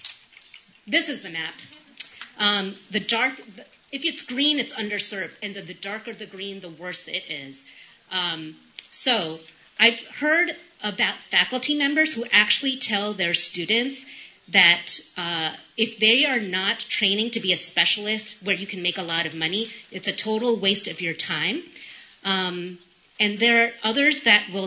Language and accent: English; New York, United States; moved away as an adult; now in Appalachia, United States; I'm from New York. We live in rural Appalachia.